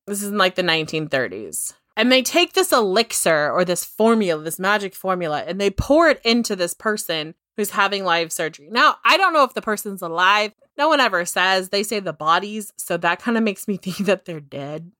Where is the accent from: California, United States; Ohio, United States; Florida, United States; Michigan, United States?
California, United States; inland Northern; I come from, like, inland Northern California